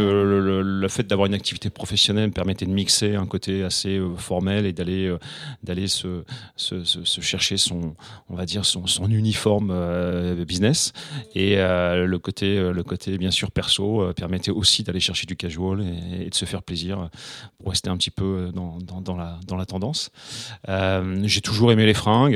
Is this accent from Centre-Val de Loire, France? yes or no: no; Normandy, France; j'avais un ami, que j'ai toujours d'ailleurs, à, Rouen, puisque je suis normand